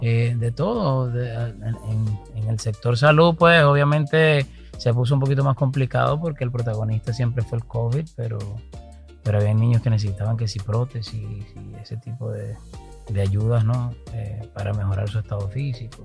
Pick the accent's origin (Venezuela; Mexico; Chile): Venezuela; me aboqué a la labor social en mi país, Venezuela